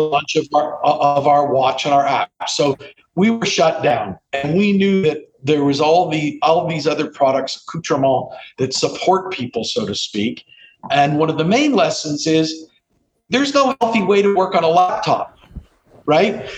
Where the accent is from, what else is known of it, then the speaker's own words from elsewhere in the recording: Canada; I grew up in Canada